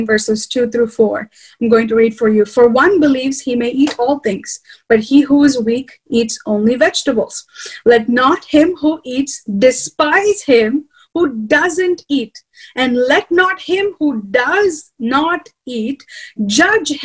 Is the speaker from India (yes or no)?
yes; India; I have a husband who's American and I'm Indian